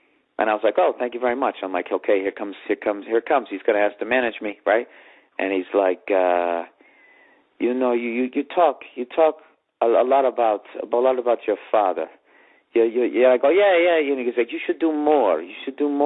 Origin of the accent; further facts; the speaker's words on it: Boston, Massachusetts, United States; moved away; also born or lived in New York City; I'm a comic from Boston, Massachusetts, who then moved to New York City.